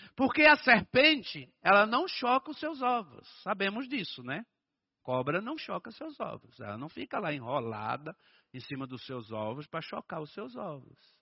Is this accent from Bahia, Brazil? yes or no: yes; Bahia, Brazil; eu sou baiano